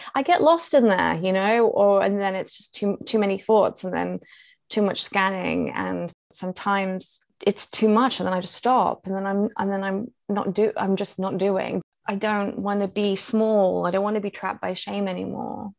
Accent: London, United Kingdom; I grew up, I, in central London

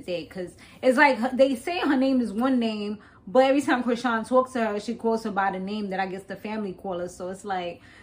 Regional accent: East Coast, United States; I'm from the East Coast

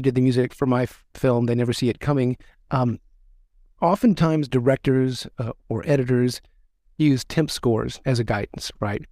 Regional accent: West Monroe, Louisiana, United States; I was born in Monroe, actually West Monroe

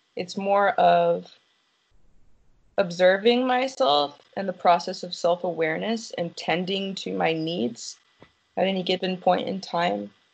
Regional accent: United States; I'm from America

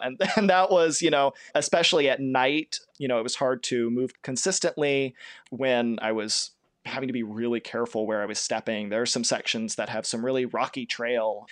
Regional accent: Kentucky, United States; I'm from Kentucky. I'm from not too far away from the Shell Toy Trace.

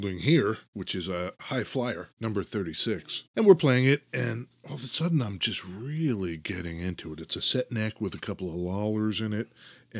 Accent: New Jersey, United States; I grew up in New Jersey.

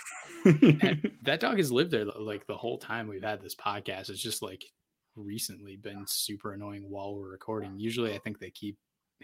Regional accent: Amherst, Massachusetts, United States; I grew up in Amherst or around Amherst.

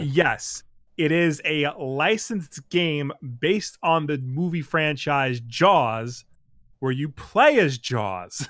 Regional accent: United States; as an American

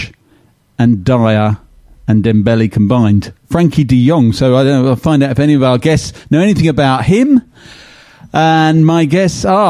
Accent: Watford, East of England, United Kingdom; I was born in Watford

